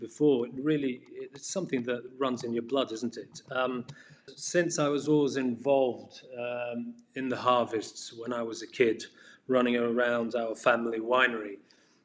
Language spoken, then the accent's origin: English; Portugal; also born or lived in England / Bordeaux; I was born in England, because my father was graduating there at the time, I swiftly came back to Portugal, studied here